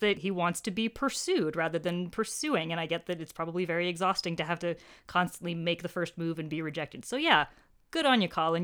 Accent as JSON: {"language": "English", "country": "United States", "said": "I feel so embarrassingly pegged as an American Anglophile"}